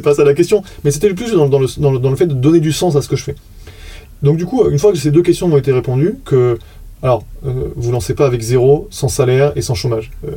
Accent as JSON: {"language": "French", "country": "France", "said": "on est français"}